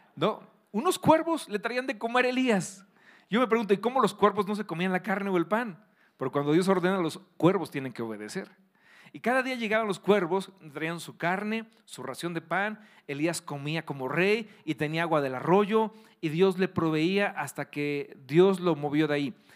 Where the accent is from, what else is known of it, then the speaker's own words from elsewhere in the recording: Querétaro, Mexico; aquí en Querétaro, que aquí somos especialistas en gorditas